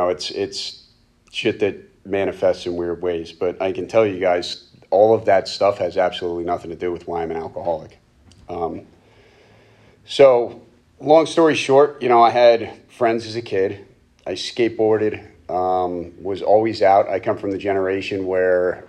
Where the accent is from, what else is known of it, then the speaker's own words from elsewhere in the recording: Reading, Pennsylvania, United States; I was born and raised in Reading